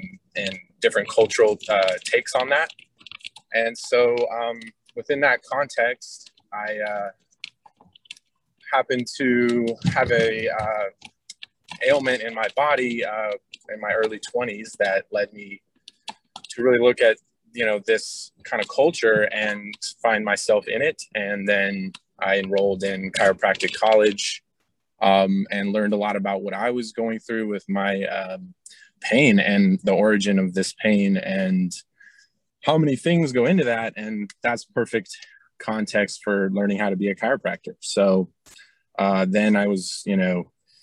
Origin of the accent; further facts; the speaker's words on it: Bay Area, California, United States; I grew up in the Bay Area.